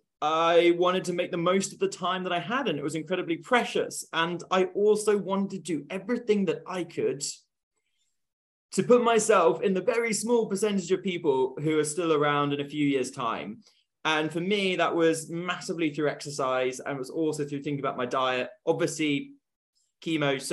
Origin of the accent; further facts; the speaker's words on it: Bristol, South West England, United Kingdom; I'm from Bristol